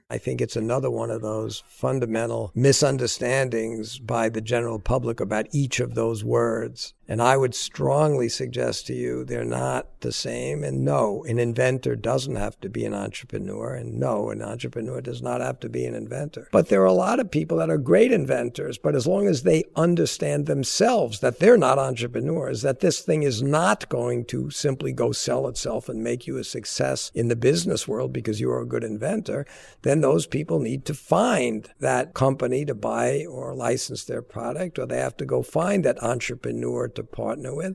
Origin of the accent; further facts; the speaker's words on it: Long Island, New York, United States; I grew up down on Long Island.